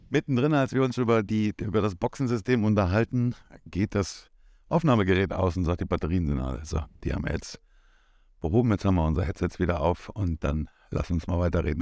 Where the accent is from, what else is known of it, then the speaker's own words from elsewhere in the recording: Germany; moved away as an adult; now in Cyprus; wir sind Deutsche